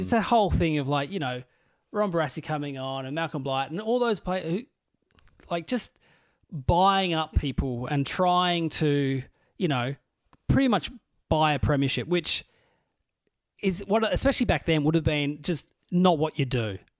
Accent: Burnie, Tasmania, Australia; moved away; also born or lived in Melbourne; my hometown team, the Burnie Dockers

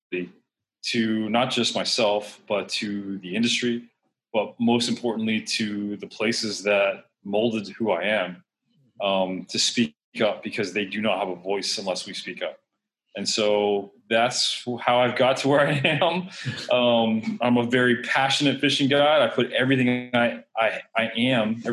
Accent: Miami, Florida, United States; also born or lived in Coral Gables, Florida; born and raised in South Florida, born in Coral Gables, raised in southwest Miami

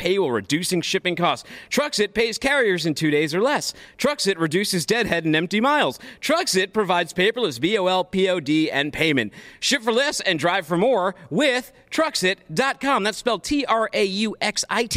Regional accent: Boston, Massachusetts, United States; now in Chattanooga, United States; I'm from Boston

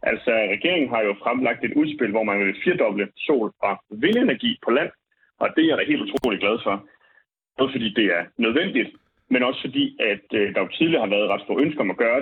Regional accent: Vejle, Southern Denmark, Denmark; moved away; nu har jeg jo lige været hjemme i Vejle også

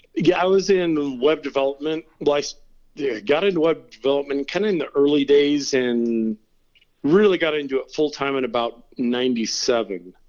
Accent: Turlock, California, United States; moved away as an adult; also born or lived in San Diego, California / North Carolina / Venice Beach, California / Redondo Beach, California; now in Twain Harte, United States; I grew up uh, in Turlock, California

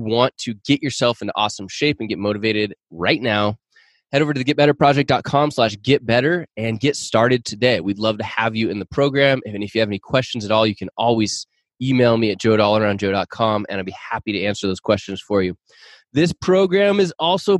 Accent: Seattle, Washington, United States; I grew up in the Seattle area or north of Seattle.

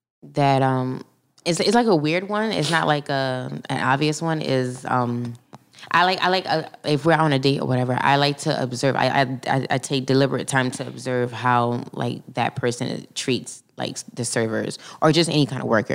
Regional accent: New York City, New York, United States; accent: Brooklyn; my Brooklyn accent comes out

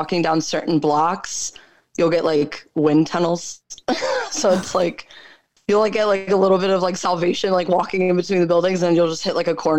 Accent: Westchester, New York, United States; moved away as an adult; also born or lived in Bronx, New York; now in New York City, United States; I've moved around a lot all over like New York State. I was born in the Bronx. Okay. And I was raised in Westchester, and I moved to the city when I was 19.

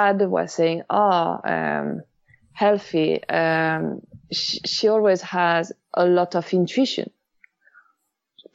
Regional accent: Paris, Île-de-France, France; English is a second language; moved away as an adult; now in Los Angeles, United States; I'm from Paris. I'm French. I moved in LA almost 5 years ago now.

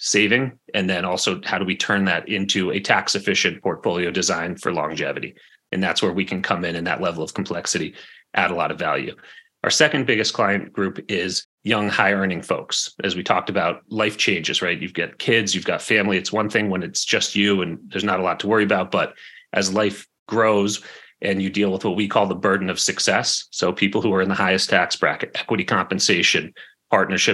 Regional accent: New England, United States; growing up in New England

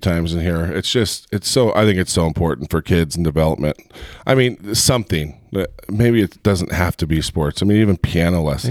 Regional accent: Heber, Utah, United States; I grew up in Heber, and, you know, back in high school in Heber, it was teeny.

